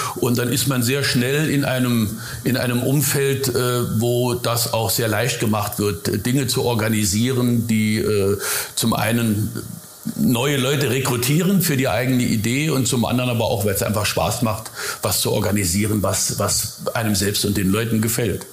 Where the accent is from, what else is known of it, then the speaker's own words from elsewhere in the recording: Überherrn, Saarland, Germany; also born or lived in Zimmern, Hunsrück; so bin ich dann in Überherrn aufgewachsen